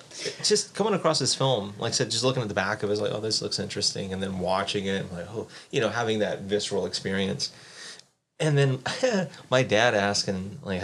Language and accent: English; South Carolina, United States; moved away as an adult; I grew up in South Carolina. So before I moved up here, I was staying with my parents at the time.